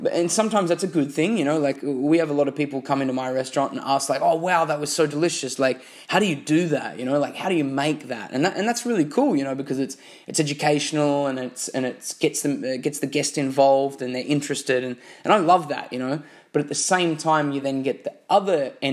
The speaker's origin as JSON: {"language": "English", "country": "Australia", "said": "I'm from Australia"}